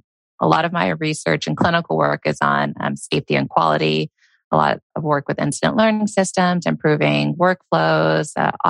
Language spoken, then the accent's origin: English; Texas, United States; moved away as an adult; also born or lived in Michigan; now in Birmingham, United States; I'm originally from Texas.